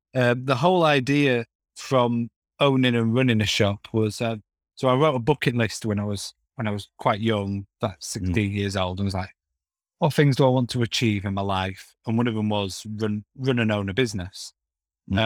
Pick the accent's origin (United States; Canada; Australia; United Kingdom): United Kingdom; Castleford, Yorkshire and the Humber; moved away; I'm originally from Castleford